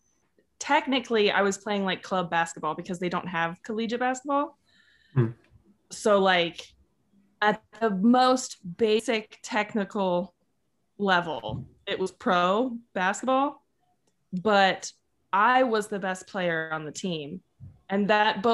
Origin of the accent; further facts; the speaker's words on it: Paradise, California, United States; I'm from Paradise, California, which doesn't exist anymore because it burned down